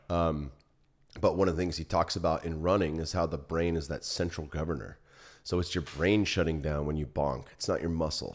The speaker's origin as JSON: {"language": "English", "area": "Silicon Valley", "region": "California", "country": "United States", "tie": "born or raised there", "moved": "yes", "lives_now": "Austin, United States", "said": "I grew up in the Silicon Valley"}